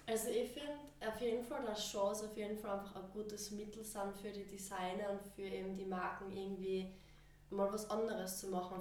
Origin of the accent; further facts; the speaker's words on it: Styria, Austria; ich bin aus der Steiermark und ich bin 19 Jahre alt